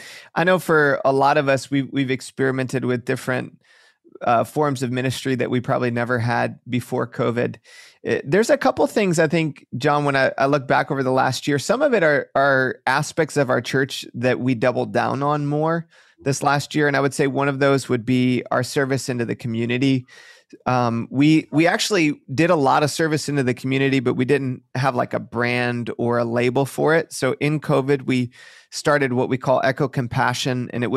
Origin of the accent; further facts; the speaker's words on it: Detroit, Michigan, United States; now in Bay Area, United States; I grew up just outside of Detroit, Michigan.